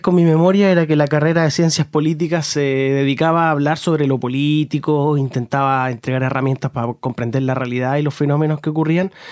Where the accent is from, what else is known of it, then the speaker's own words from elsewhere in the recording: Concepción, Biobío, Chile; yo soy de Concepción